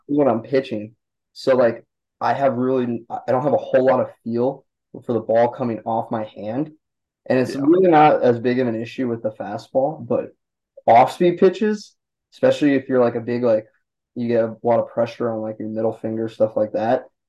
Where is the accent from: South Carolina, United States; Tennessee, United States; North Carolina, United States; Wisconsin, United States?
Wisconsin, United States; Milwaukee; I grew up in around Milwaukee.